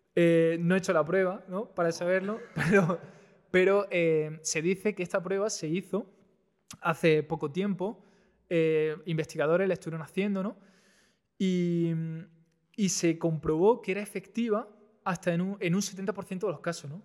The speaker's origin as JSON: {"language": "Spanish", "town": "Almería", "region": "Andalusia", "country": "Spain", "said": "yo soy de Almería"}